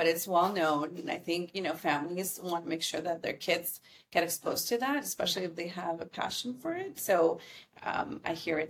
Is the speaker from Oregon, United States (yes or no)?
no; Costa Mesa, California, United States; also born or lived in Chicago; when I came out here in the 90s, I moved out from Chicago and landed in Costa Mesa due to family members. Costa Mesa was super welcoming, and it was a great place to grow up.